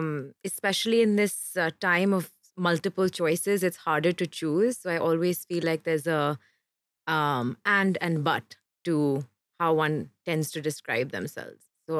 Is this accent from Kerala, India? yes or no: yes; Kerala, India; born there; I actually wasn't. I was born in Kerala.